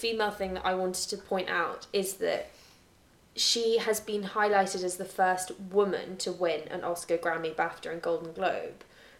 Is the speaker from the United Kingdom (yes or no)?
yes; Scotland, United Kingdom; accent: English; because when I was at the private school, I felt a lot more comfortable with my English accent in a Scottish school.